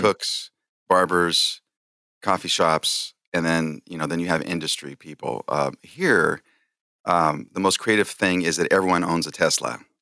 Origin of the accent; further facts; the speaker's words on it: San Jose, California, United States; this big church, um, in San Jose, California, which is my hometown